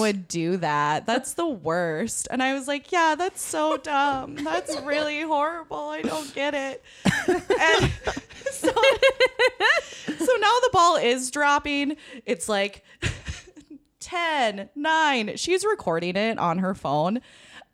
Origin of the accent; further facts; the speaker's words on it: Minnesota, United States; We're here from Minnesota